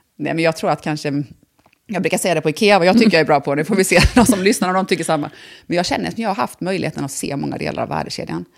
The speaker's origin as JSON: {"language": "Swedish", "town": "Bankeryd", "region": "Jönköping County", "country": "Sweden", "tie": "born or raised there", "also_born_or_lived": "Vietnam", "moved": "as an adult", "lives_now": "Älmhult, Sweden", "said": "jag är då född i Jönköping. Sen eh, väldigt tidigt, alltså när jag var liten, liten, så jag känner ju mer att jag, flyttade till Bankryd, som är en villaförort till mm. Jönköping. Mm. Mm. Och det är där jag egentligen är uppvuxen."}